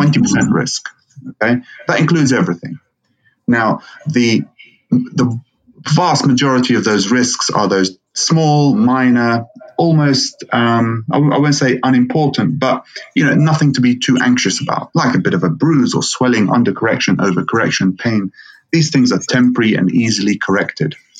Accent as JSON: {"language": "English", "country": "Lebanon", "tie": "born or raised there", "moved": "yes", "lives_now": "United Kingdom", "said": "I am uh, of Lebanese origin, born and raised in Lebanon, and then uh, grew up, studied, trained here in the UK"}